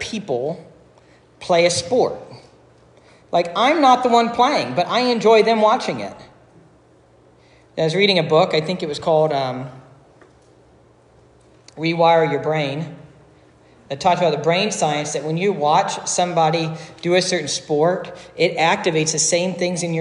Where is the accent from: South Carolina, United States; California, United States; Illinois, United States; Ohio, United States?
Ohio, United States; Dayton; moved away; also born or lived in Cincinnati; I'm originally from Dayton